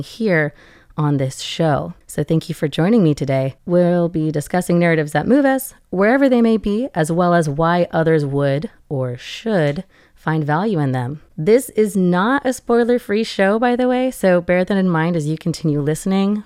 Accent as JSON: {"language": "English", "town": "Seattle", "region": "Washington", "country": "United States", "moved": "yes", "said": "Originally, I was from Seattle, Washington, in the U S A, and I grew up with a family that read together"}